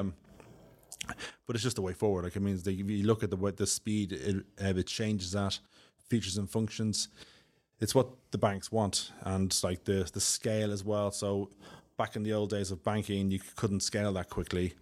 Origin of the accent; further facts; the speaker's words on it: Dublin, Leinster, Ireland; accent: Irish; moved away as an adult; now in United Kingdom; my accent, I'm Irish, I'm from Dublin, um, living in the U K about fifteen years